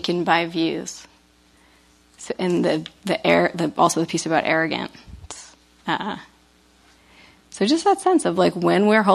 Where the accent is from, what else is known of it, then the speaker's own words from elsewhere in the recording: New England, United States; I'm from New England